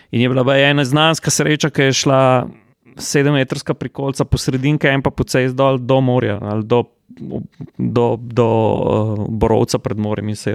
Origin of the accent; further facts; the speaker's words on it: Slovenia; Kle smo tudi Slovenci zelo veliko pomagali kot gostje, kot redni gostje in tako naprej.